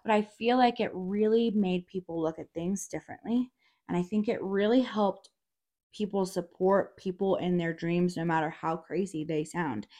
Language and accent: English; Durango, Colorado, United States; I'm from Durango, so I've been here